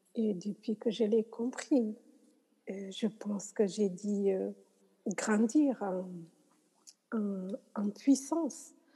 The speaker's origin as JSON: {"language": "French", "country": "Senegal", "said": "je suis sénégalaise"}